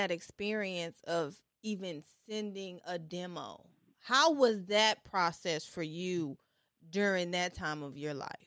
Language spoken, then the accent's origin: English; Franklin, Tennessee, United States; okay, yeah, I was raised